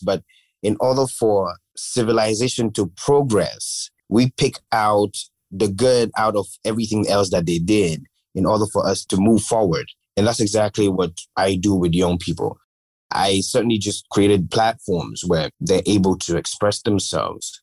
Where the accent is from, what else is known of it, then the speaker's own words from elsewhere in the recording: Gambia; growing up in the Gambia